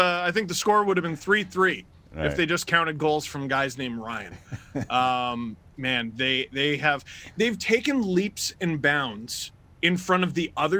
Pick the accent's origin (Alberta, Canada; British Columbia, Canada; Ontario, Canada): Ontario, Canada; Scarborough; I'm from Scarborough